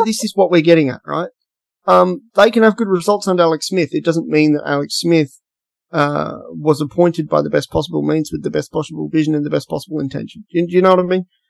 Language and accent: English; Western Australia, Australia; In WA, we have like FIFO workers